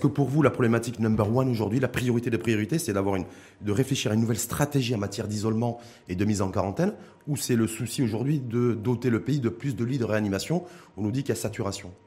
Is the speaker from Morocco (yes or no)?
yes; Morocco; chez nous, au Maroc